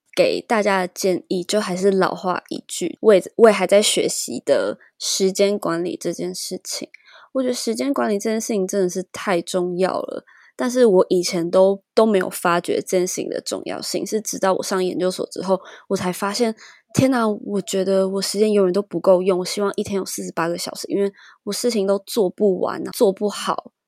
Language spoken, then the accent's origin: Chinese; Taiwan; 从小在台湾就是填鸭式教育嘛